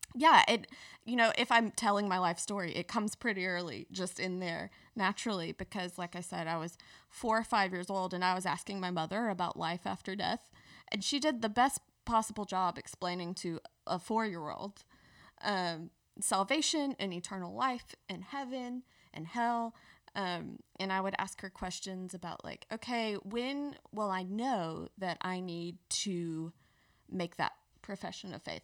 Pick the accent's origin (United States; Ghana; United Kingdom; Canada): United States; Petal, Mississippi; moved away as an adult; now in Birmingham, United States; I grew up in South Mississippi